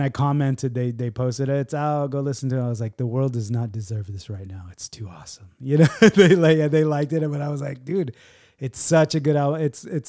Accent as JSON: {"language": "English", "town": "San Diego", "region": "California", "country": "United States", "said": "I'm from San Diego."}